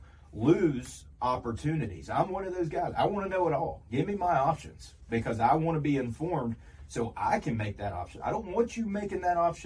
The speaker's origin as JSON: {"language": "English", "country": "United States", "said": "Now, I am from Polk County. I did get my education from here"}